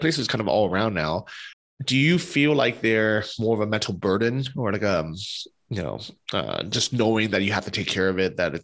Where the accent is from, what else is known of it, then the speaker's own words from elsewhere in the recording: United States; also born or lived in Ukraine; now in Poland; we're both American holding US passports